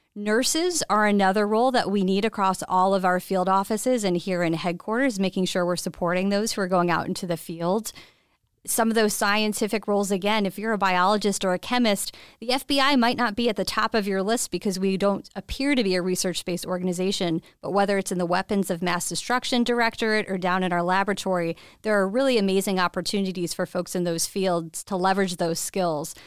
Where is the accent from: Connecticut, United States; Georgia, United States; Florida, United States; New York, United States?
New York, United States; Westchester County; moved away as an adult; also born or lived in Boston; I am from Westchester County, New York, born and raised there